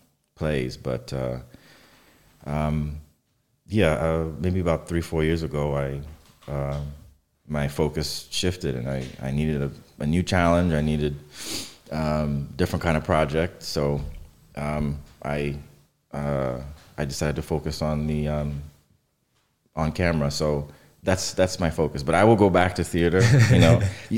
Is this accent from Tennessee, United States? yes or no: no; New York City, New York, United States; I grew up in New York, in Brooklyn, in Catholic church